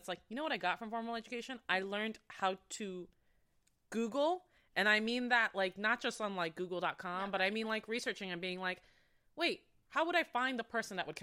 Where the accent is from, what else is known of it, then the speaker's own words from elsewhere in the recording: Florida, United States; moved away; I'm from Florida, so I understand a lot of conservative viewpoints